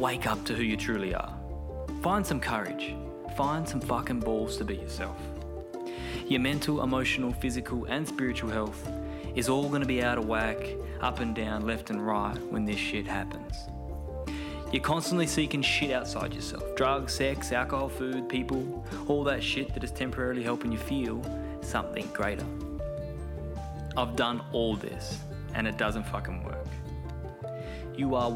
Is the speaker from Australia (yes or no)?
yes; Perth, Western Australia, Australia; now in Bali, Indonesia; I'm from Perth originally